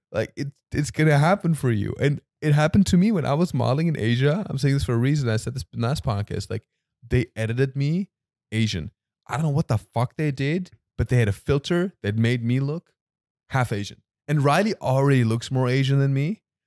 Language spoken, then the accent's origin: English; Germany; now in United States